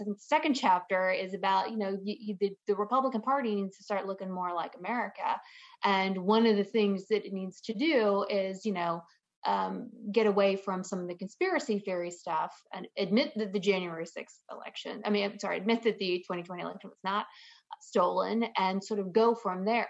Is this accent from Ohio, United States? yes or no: no; a small town right outside of Atlanta, Georgia, United States; accent: southern; now in California, United States; grew up in a small town right outside of Atlanta, Georgia